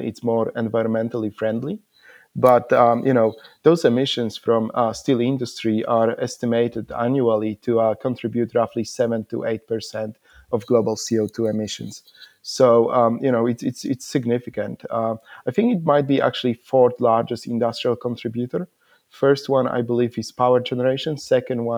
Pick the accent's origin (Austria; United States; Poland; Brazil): Poland; also born or lived in Iceland; now in Perth, Australia; I'm originally from Poland, but I'm based in Perth, Australia